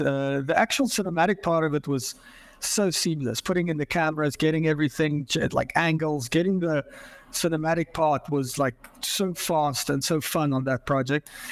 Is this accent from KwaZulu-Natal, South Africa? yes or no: no; Johannesburg, Gauteng, South Africa; moved away as an adult; now in Portland, United States; I grew up in Johannesburg, South Africa. I was born there.